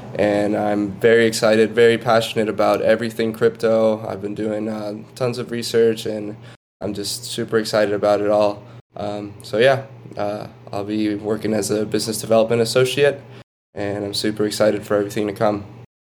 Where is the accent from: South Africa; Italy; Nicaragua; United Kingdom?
Nicaragua; moved away as an adult; also born or lived in Boulder, Colorado, United States; I'm 23 years old. I grew up in Nicaragua, went to school in the U.S. at the University of Colorado in Boulder.